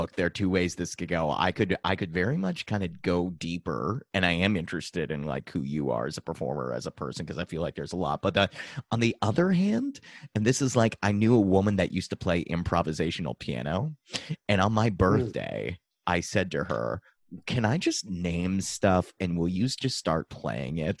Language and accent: English; Dover, Massachusetts, United States; I'm from Dover